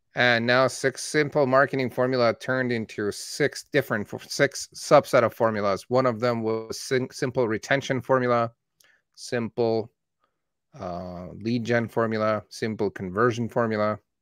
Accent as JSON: {"language": "English", "town": "Calgary", "region": "Alberta", "country": "Canada", "tie": "born or raised there", "also_born_or_lived": "Tehran, Iran"}